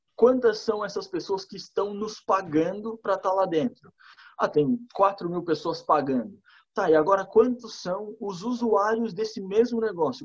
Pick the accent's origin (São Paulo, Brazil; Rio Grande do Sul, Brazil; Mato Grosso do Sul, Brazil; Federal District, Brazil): Rio Grande do Sul, Brazil; Torres; moved away as an adult; also born or lived in Lages, Santa Catarina; now in Florianópolis, Brazil; fui criado em Torres. Daí eu fui fazer faculdade em Lages